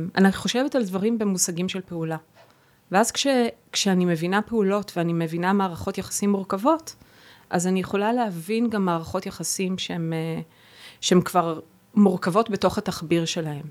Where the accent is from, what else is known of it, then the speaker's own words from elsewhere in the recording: Israel; first language Hebrew; moved away as an adult; also born or lived in Boston / New York / Berlin; שפת האם שלי זו עברית